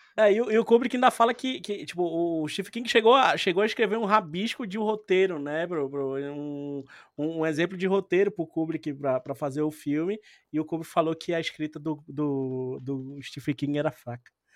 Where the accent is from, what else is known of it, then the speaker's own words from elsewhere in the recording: Brazil; a gente é do Brasil